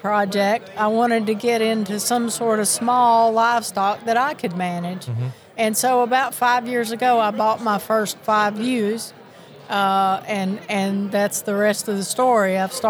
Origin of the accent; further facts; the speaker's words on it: Miami, Florida, United States; born there; also born or lived in Tennessee; Well, the funny thing is I was born in Miami. Can't you tell by my accent? So, but I got to Tennessee as fast as I could, and I picked up the Southern accent